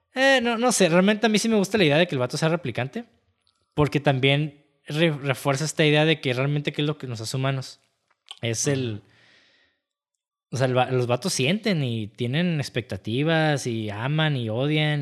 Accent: Mexico; incluso como mexicanos

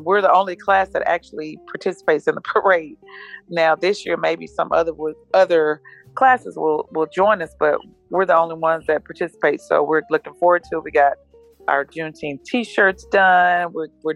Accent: Tyler, Texas, United States; moved away as an adult; now in Rockwall, United States; I'm from Tyler. I live in Rockwall.

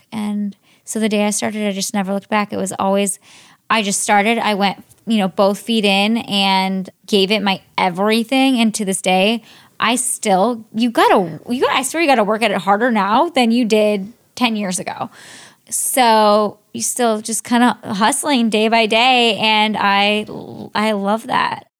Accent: Cleveland, Ohio, United States; moved away; I grew up in, mostly in Ohio. I'm from Cleveland, Ohio

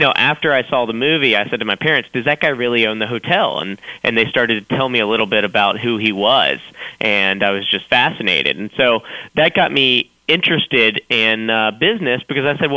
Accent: Roanoke, Virginia, United States; I'm 8 years old. I'm from Roanoke, Virginia

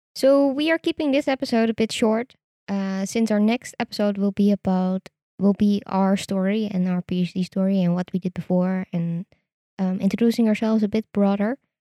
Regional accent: Netherlands; I am Dutch. I was born in the Netherlands. I did all my studies in the Netherlands

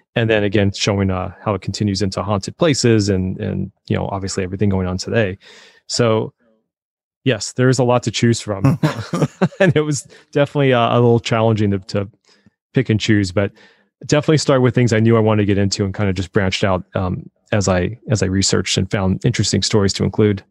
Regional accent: Colorado, United States; I grew up in Colorado

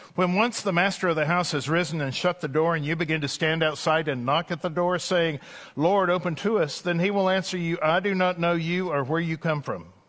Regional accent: East Texas, United States; I remember growing up in East Texas

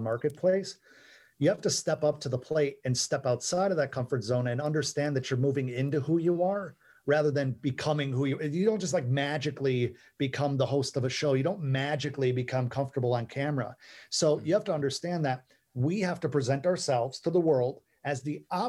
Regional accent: Midwest, United States; Where I grew up in the Midwest, my parents believed in me kind of blindly

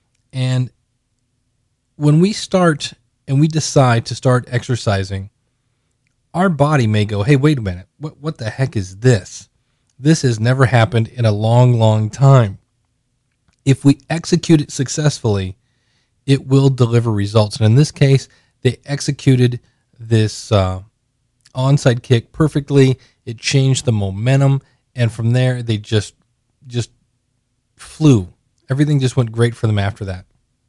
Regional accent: United States; We have no U.S. I got no love from my home country here.

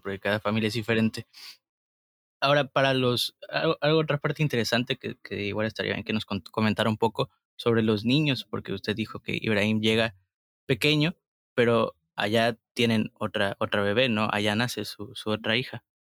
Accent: Tabasco, Mexico; nosotros también somos de Tabasco

